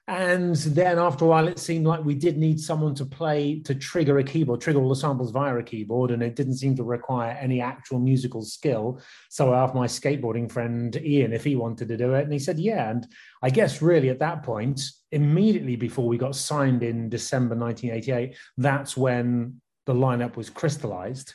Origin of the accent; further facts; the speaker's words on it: West Country, South West England, United Kingdom; moved away as an adult; also born or lived in London; Jen and I moved from the West Country, where we'd spent our teenage years